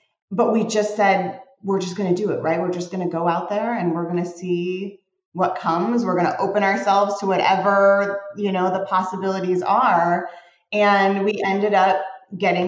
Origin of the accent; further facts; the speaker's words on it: Arlington Heights, Illinois, United States; moved away as an adult; also born or lived in Evanston, Illinois; now in Los Angeles, United States; I was born at Evanston Hospital, but I was raised in Arlington Heights